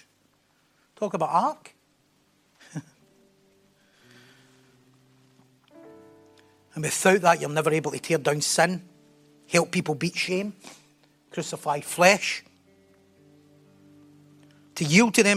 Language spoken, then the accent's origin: English; North Lanarkshire, Scotland, United Kingdom; accent: North Lanarkshire; my North Lanarkshire accent